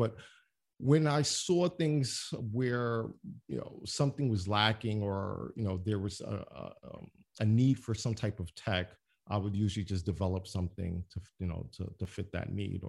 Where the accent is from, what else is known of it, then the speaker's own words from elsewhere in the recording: Brooklyn, New York, United States; I mean, a black kid, I'm from Brownsville, Brooklyn. I have a computer.